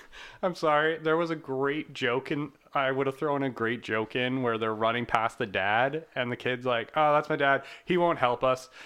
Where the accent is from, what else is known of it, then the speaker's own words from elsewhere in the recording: Canada; we're Canadian